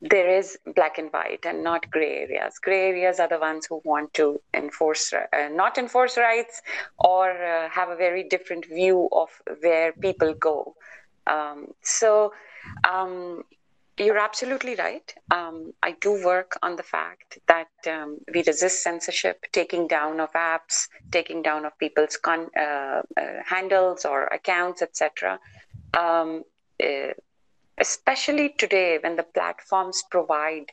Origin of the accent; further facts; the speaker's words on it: India; now in United States; I was born in India, then I live in the US